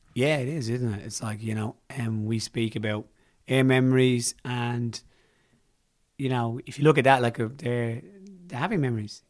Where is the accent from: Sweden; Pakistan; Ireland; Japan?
Ireland; being Irish